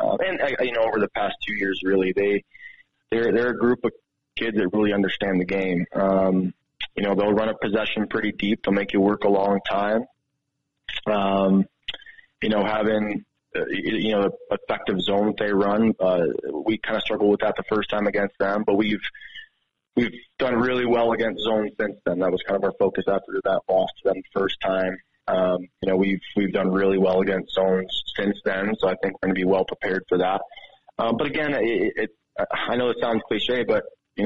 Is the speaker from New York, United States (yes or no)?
yes; Rochester, New York, United States; now in Helena, United States; I grew up in Rochester, New York